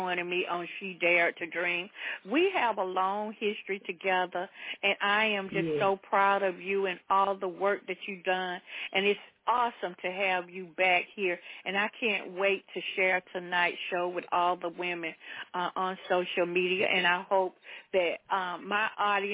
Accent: the South, United States; I grew up in the South

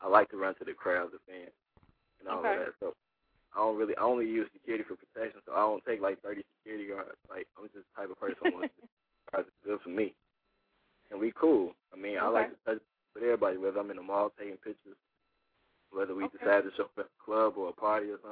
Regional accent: Chicago, Illinois, United States; I'm from Chicago. Born and raised, still here.

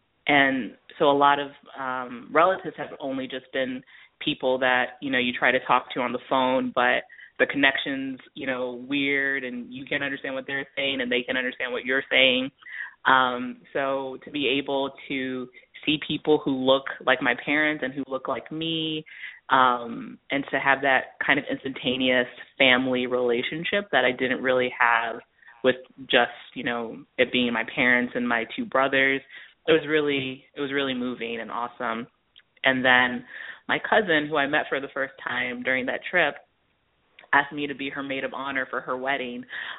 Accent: Baltimore, Maryland, United States; born there; So my parents are both Nigerian. They're from Lagos. And I was born in Baltimore, Maryland.

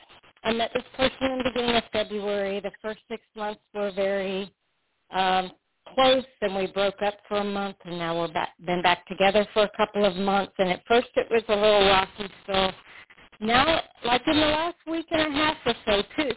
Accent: South Florida, United States; I'm originally from South Florida

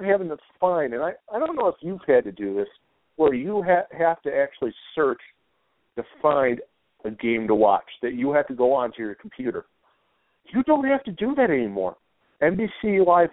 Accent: United States; as an American

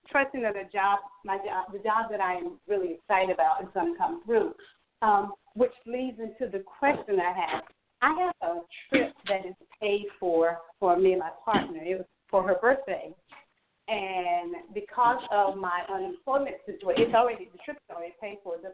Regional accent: North Carolina, United States; now in Atlanta, United States; I'm actually calling from Atlanta, Georgia. 919 is the North Carolina number.

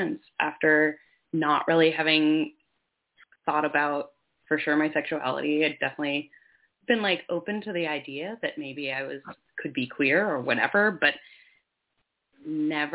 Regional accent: Finger Lakes region, New York, United States; I grew up in New York State on Seneca Nation land in the Finger Lakes region out in the hills

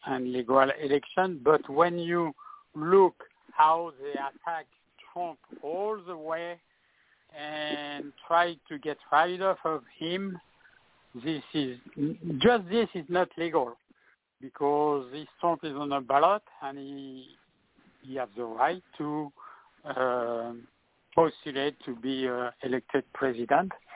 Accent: France; English is a second language; now in California, United States

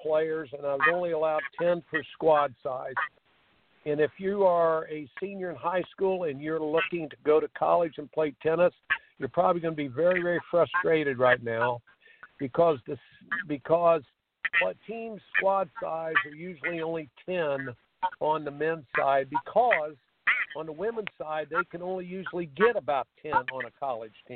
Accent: Indiana, United States; I grew up in Indiana

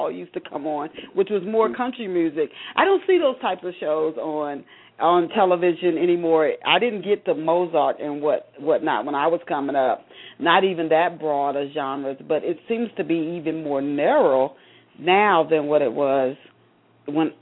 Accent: the South, United States; moved away; Growing up in the South

